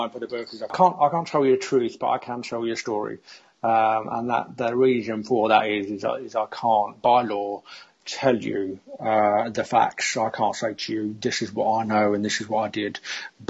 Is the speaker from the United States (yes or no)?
no; London, United Kingdom; I've lived in London most of my life. You can probably hear from my accent.